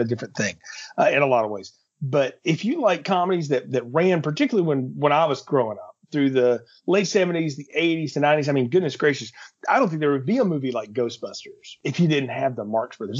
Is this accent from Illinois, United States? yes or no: no; Alabama, United States; I'm from Alabama